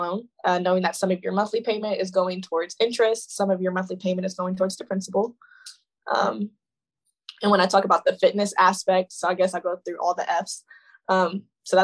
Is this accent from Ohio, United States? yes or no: yes; Lima, Ohio, United States; now in Youngstown, United States; my hometown is called Lima, Ohio, but it's in between Dayton and Toledo